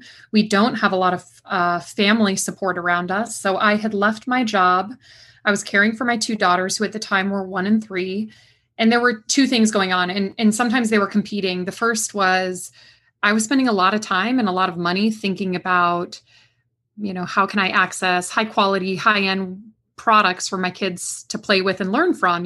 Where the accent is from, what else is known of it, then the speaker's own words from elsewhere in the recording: West Coast, United States; now in Durham, United States; I'm from the West Coast originally